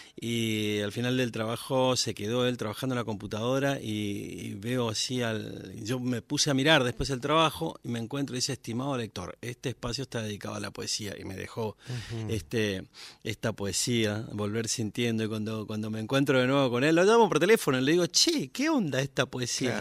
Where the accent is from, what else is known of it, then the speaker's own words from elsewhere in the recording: Las Lomitas, Formosa, Argentina; moved away as an adult; now in Buenos Aires, Argentina; yo nací en Las Lomitas, que es un pueblo chiquito, este, la provincia de Formosa